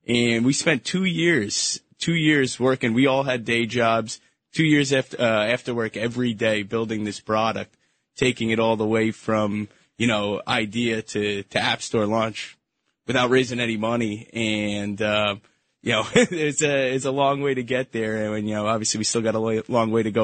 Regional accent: Syosset, New York, United States; I grew up in Syosset.

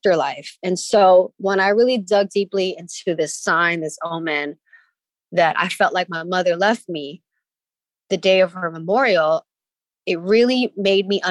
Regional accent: San Francisco, California, United States; I grew up in the Excelsior

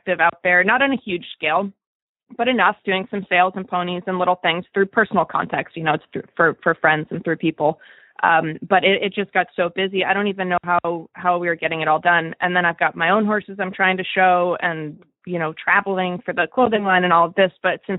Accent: Wellington, Florida, United States; from Wellington, Florida.

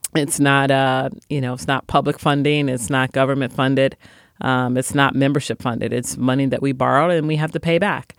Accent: Chicago, Illinois, United States; I was born and raised in Chicago

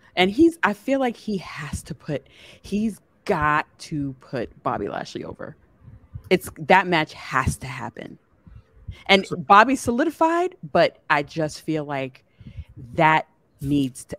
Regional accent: New York City, New York, United States; moved away as an adult; now in Fort Lee, United States; I'm from Brooklyn because that's where I was raised. I've only been in Fort Lee for nine years

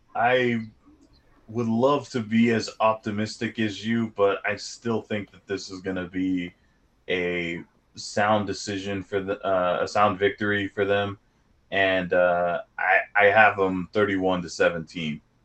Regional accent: Southern California, United States; growing up in SoCal

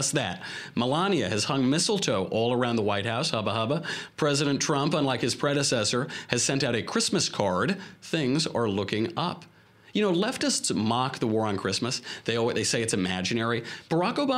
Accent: Westchester, New York, United States; I'm from Westchester

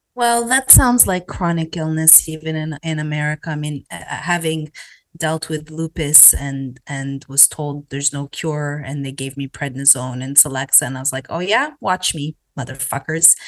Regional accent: Canada; now in United States; growing up in Canada

